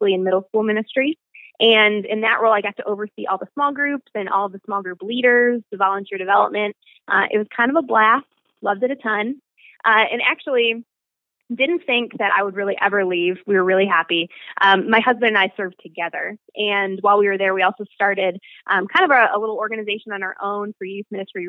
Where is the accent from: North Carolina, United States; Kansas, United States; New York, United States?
New York, United States; Buffalo; moved away as an adult; I was born and raised in Buffalo, New York